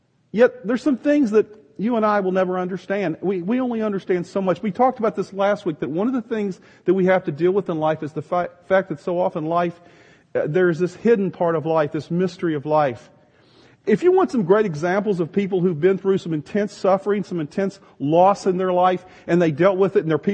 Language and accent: English; the South, United States; Some of you think that that's cool because I came from the South